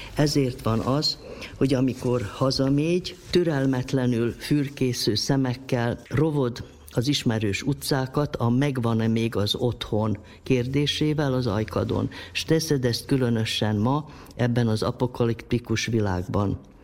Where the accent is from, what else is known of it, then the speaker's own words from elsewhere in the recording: Sombor, Vojvodina, Serbia; moved away as an adult; also born or lived in Novi Sad; now in Subotica, Serbia; itt születtem zomborban, és itt nevelkedtem